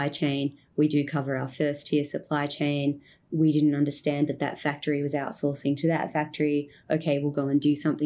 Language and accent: English; Australia; moved away as an adult; now in Cambodia; Being Australian and living in Cambodia